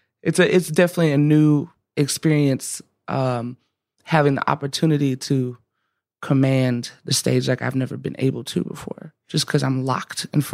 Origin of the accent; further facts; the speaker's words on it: the South, United States; growing up the way I grew up, I think I just have a natural relationship to whatever that is, especially growing up in the South and that being, like I said earlier, just so everywhere.